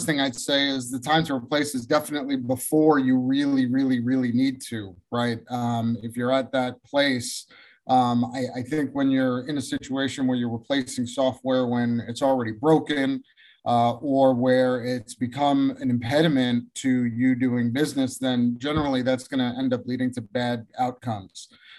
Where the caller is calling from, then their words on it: Rockville, Maryland, United States; I am calling in from in office and my office in Rockville, Maryland